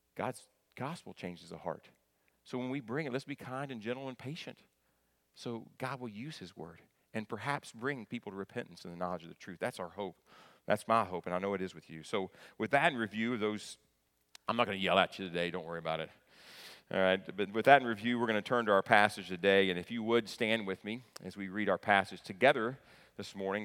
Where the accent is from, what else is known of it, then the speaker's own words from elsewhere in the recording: northeastern Kentucky, United States; moved away; I grew up in northeastern Kentucky, right, in the tri-state area of Ohio, Kentucky, and West Virginia.